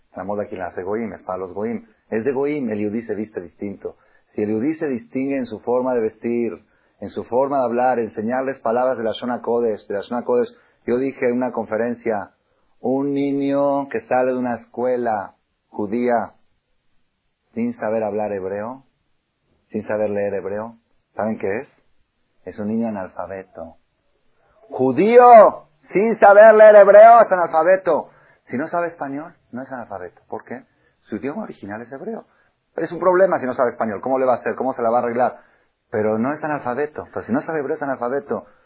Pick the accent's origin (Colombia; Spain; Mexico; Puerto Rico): Mexico; also born or lived in Argentina / Israel; yo nací en Argentina. Estudié me los 14 años a Israel, estudié 10 años en Israel, regresé a México